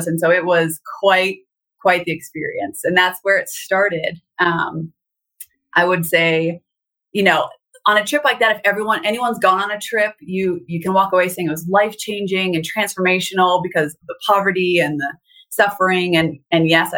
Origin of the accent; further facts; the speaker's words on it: Southern California, United States; I grew up in Southern California on top of a mountain